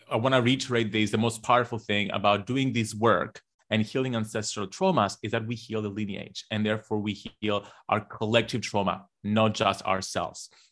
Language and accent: English; Cyprus; growing up in Cyprus, we are a colonized nation